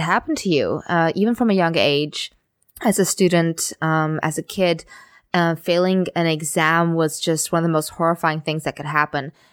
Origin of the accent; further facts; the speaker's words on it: Singapore; moved away as an adult; also born or lived in Amsterdam / Germany; I grew up in Singapore